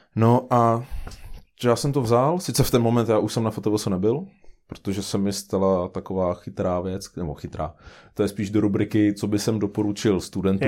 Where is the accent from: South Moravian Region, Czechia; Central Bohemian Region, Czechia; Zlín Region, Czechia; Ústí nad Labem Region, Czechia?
Central Bohemian Region, Czechia; Karlštejn; já pocházím z Karstejna